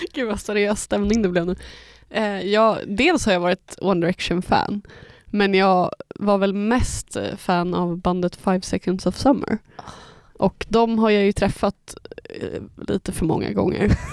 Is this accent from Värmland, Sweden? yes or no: no; Stockholm, Stockholm County, Sweden; moved away; När jag bodde i Stockholm, eller, ja, där jag är uppvuxen